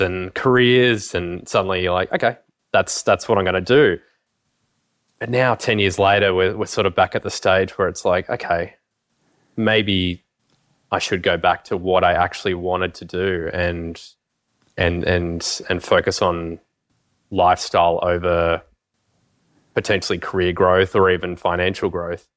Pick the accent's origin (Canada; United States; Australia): Australia; Canberra, Australian Capital Territory; also born or lived in Brisbane; I grew up in Canberra